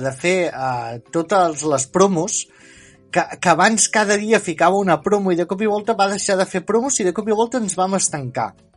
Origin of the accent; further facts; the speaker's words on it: Empordà, Catalonia, Spain; Jo sóc de l'Empordà